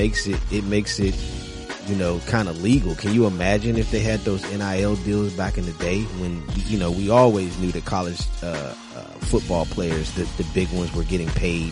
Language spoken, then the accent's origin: English; San Diego, California, United States; We're from San Diego.